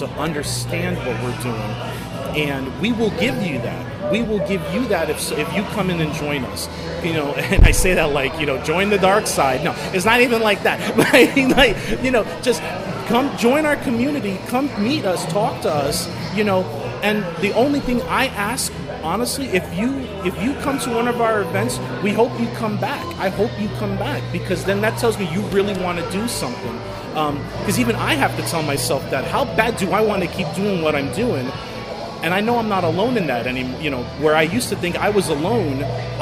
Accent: New Jersey, United States; moved away as an adult; now in Sacramento, United States; I'm from New Jersey

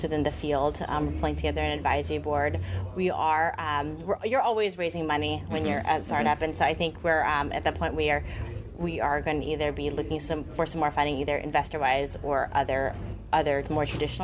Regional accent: Sacramento, California, United States; I grew up in Sacramento

